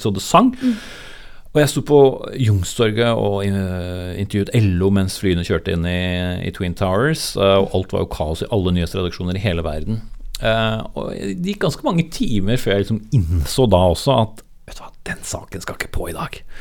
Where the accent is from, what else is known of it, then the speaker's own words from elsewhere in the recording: Nykirke, Vestfold, Norway; moved away; also born or lived in Horten; Deilig å vokse opp nesten ved sjøen, for jeg, så er jeg fra Nykirke.